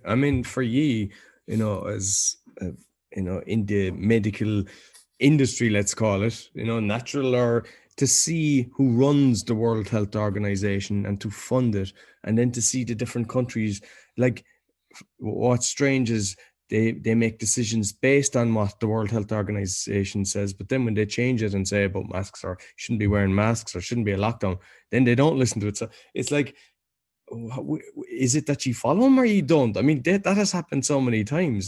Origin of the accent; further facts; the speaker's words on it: Ireland; now in Poland; being Irish